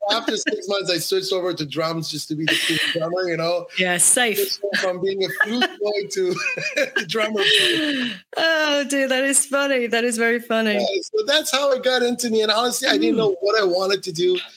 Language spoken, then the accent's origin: English; Iran; Well, I was born in Iran, so the oh. first quarter of my life, I lived in Iran